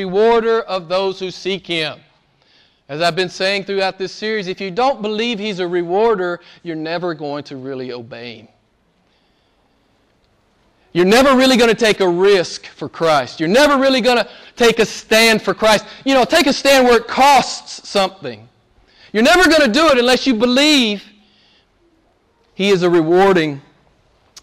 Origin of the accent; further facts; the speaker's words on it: United States; moved away; I'm from the States, I grew up in the States, and went to seminary in the States